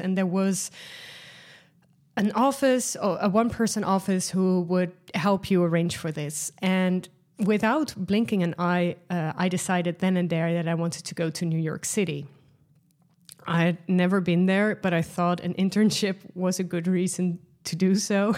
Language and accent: English; Netherlands; accent: Dutch; first language Dutch; English is a second language; Dutch, which is my mother tongue language